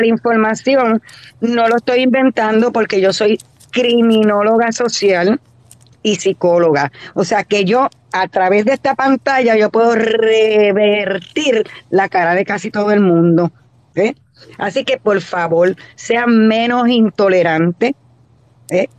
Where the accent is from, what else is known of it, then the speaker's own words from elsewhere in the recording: Puerto Rico; Yo no soy cubana, soy de Puerto Rico